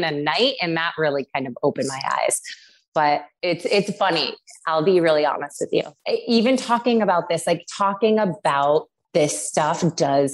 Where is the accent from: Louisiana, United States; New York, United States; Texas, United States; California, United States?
New York, United States; Syracuse; I grew up in Syracuse, New York